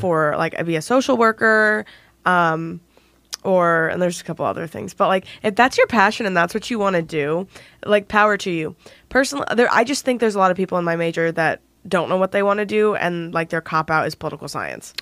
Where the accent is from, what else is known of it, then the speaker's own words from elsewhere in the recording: Indiana, United States; I'm from Indiana.